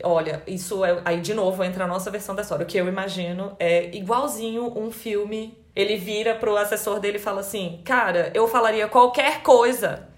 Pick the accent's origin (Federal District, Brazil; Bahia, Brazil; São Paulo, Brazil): Federal District, Brazil; Brasília; moved away; nós dois, né, mudamos de cidade, a gente é de Brasília.